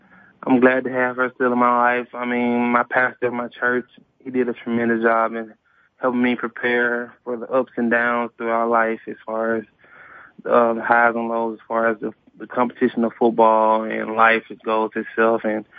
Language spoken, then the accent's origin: English; Birmingham, Alabama, United States; My mom and dad would say that I was a great kid growing up. I mean, a lot of fun, a lot of great times, a lot of great memories.